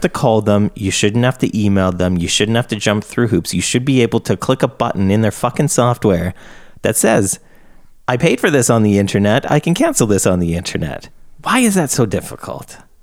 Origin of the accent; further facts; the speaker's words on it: Canada; I'm Canadian